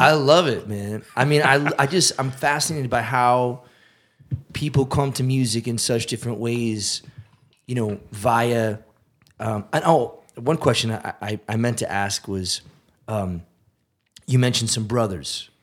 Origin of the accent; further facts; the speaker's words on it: south of Amherst, Massachusetts, United States; I grew up fifteen minutes south of Amherst